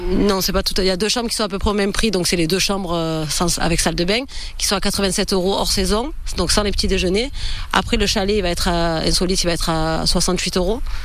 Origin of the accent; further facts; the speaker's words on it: near Lauris, Vaucluse, Provence-Alpes-Côte d'Azur, France; On est d'ici, on est tous les deux de la région. Moi du village à côté de Loris